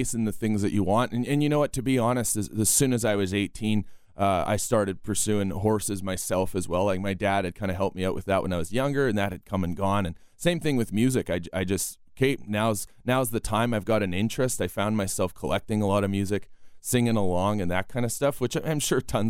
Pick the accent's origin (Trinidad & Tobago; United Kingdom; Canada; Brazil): Canada; Grunthal, Manitoba; I'm from Grunthal